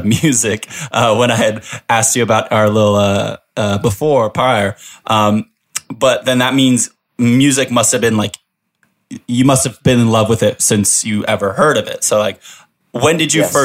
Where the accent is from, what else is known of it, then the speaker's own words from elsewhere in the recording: Washington, District of Columbia, United States; I'm from Washington, D.C.